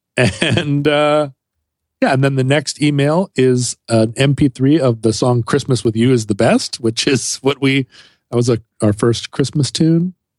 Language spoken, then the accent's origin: English; United States; as an American